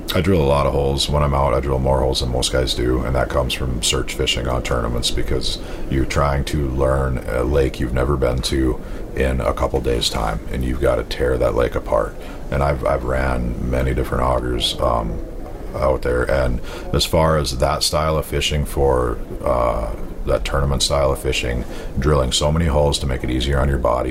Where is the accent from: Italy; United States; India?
United States; North Dakota; also born or lived in southwestern Wisconsin; now in Wisconsin, United States; I grew up in North Dakota